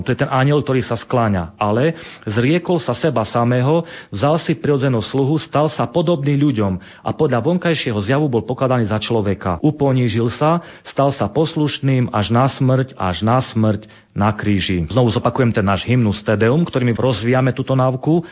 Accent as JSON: {"language": "Slovak", "town": "Sabinov", "region": "Prešov Region", "country": "Slovakia", "said": "Sabinov, odkiaľ pochádzam"}